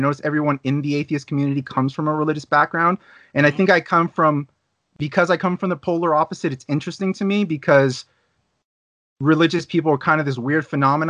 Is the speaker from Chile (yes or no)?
yes; Santiago, Santiago Metropolitan Region, Chile; also born or lived in Los Angeles, United States; So I was born in the United States. So I don't speak with an accent, but I live in Chile, Santiago, Chile. I moved here from Los Angeles with my parents, who were both Chilean immigrants, in 1994 to Chile. I didn't speak Spanish when I got here.